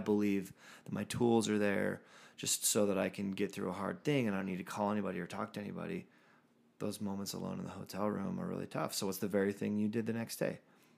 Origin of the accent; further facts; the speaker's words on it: San Diego, California, United States; moved away; That's my hometown. So shout out to the San Diego listeners.